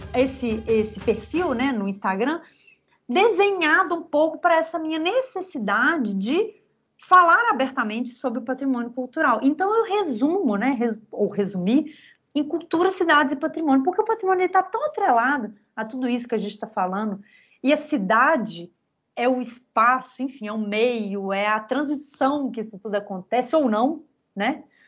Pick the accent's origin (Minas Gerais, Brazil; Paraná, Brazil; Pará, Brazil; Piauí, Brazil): Minas Gerais, Brazil; Belo Horizonte; eu que nasci aqui em Belo Horizonte